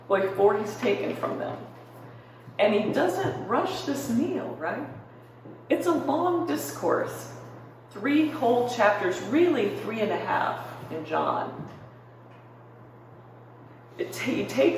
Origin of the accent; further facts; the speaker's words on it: Minnesota, United States; moved away; I grew up in Minnesota